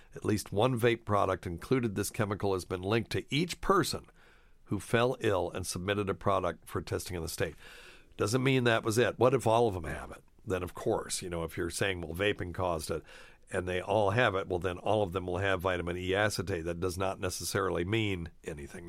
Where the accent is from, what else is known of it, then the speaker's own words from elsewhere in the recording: Appalachia, United States; I grew up in Appalachia